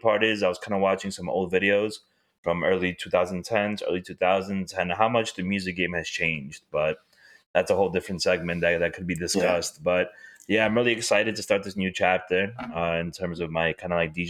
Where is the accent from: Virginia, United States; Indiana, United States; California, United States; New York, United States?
New York, United States; New York City; I'm from this city